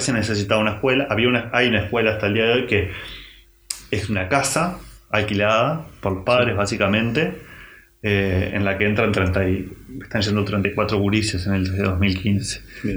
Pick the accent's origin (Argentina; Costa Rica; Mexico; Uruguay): Uruguay; Montevideo; somos unos gurises de Montevideo